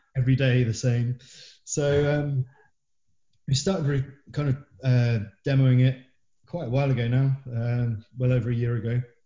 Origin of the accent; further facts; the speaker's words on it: Isle of Wight, South East England, United Kingdom; moved away; We're all from the Isle of Wight.